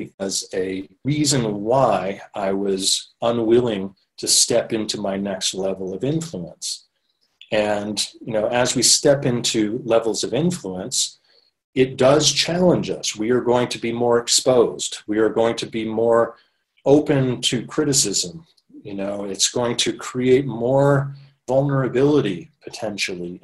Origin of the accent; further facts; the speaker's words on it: Maine, United States; moved away as an adult; now in Los Angeles, United States; going from growing up in Maine to starting at the age of 25, spending most of the last 20 years in the Los Angeles area in Southern California.